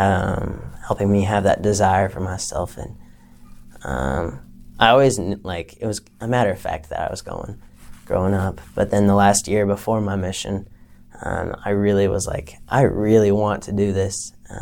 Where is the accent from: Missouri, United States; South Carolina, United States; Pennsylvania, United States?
South Carolina, United States; also born or lived in Michigan / Florida / Texas; I'm originally from South Carolina, but I've lived in several different states. I was born in Michigan, then moved down to the South basically for the rest of my life